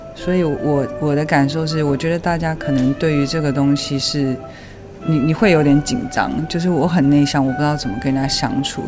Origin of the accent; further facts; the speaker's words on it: Taiwan; moved away as an adult; now in United Kingdom; 我在怎么样在台湾长大的，我的所有的朋友、家人也还是都在台湾嘛